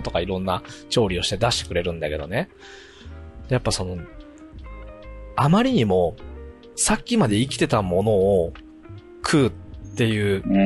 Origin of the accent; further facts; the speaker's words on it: Okayama, Japan; その海沿いに生まれ育って40年ぐらいいて